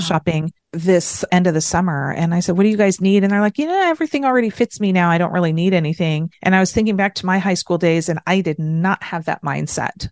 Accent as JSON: {"language": "English", "country": "United States", "said": "And then as an American, I was really striving to be a lot of the things that Americans were"}